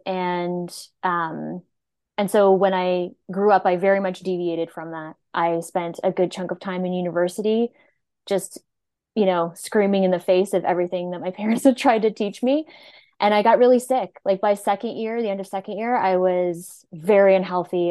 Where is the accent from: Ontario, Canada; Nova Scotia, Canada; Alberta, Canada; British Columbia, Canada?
Nova Scotia, Canada; moved away as an adult; I'm from Nova Scotia, and I moved here to go to school and then never went home